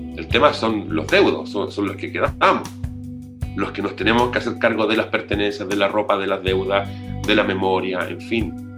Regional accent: Antofagasta, Chile; now in Santiago, Chile; yo soy nortino, soy antofagastino, vivo aquí en Santiago hace mucho tiempo

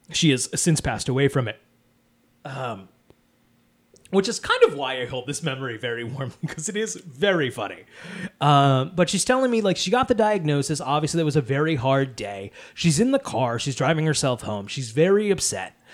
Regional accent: Wallingford, Connecticut, United States; I am in my hometown of Wallingford, Connecticut

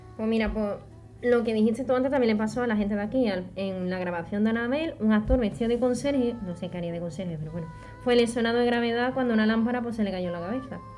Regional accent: Jerez de la Frontera, Andalusia, Spain; yo soy de Jerez

